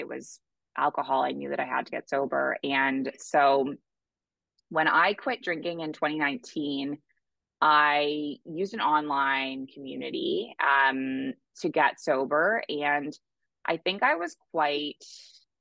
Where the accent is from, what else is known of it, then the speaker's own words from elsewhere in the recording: Toronto, Ontario, Canada; moved away as an adult; now in Bali, Indonesia; So I am originally from Canada. I grew up in Toronto.